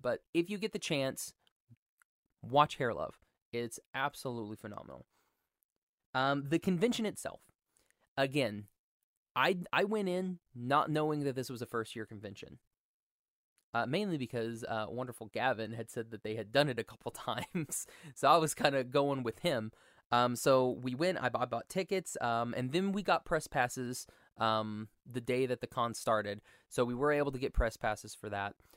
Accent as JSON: {"language": "English", "region": "Oklahoma", "country": "United States", "said": "I'm from Oklahoma"}